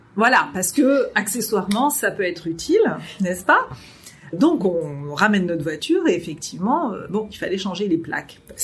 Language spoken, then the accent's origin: French; France; moved away as an adult; also born or lived in Germany; en tant que française